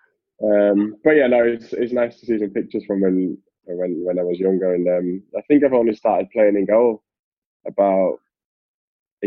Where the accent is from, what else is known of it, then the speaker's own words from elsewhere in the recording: Austria; also born or lived in London, United Kingdom / Glasgow, United Kingdom; now in England, United Kingdom; where I'm from and where I was born, where I grew up, it's almost a given to be good at skiing. In Austria